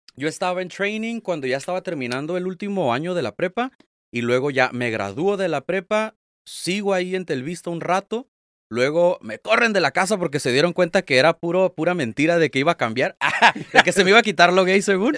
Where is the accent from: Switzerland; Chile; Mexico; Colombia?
Mexico; Tijuana, Baja California; Yo soy de aquí de Tijuana, nacido y vivido aquí 100%.